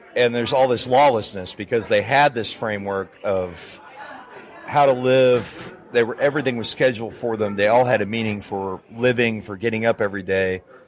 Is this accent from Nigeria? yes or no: no; Calgary, Alberta, Canada; when I was growing up in Canada